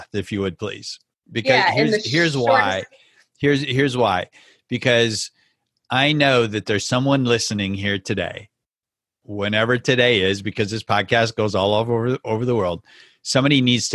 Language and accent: English; rural Minnesota, United States; moved away as an adult; now in Haiti; in rural Minnesota growing up, we just didn't have a lot of immigrants coming to the small town where I grew up.